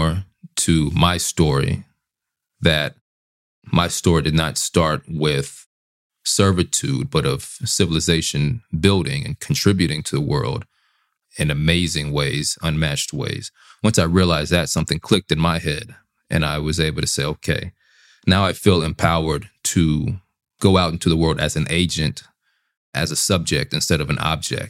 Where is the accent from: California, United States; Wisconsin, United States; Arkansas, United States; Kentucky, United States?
Arkansas, United States; Little Rock; So I'm from Little Rock, Arkansas. I grew up on one half of my family and working class and the working class neighborhood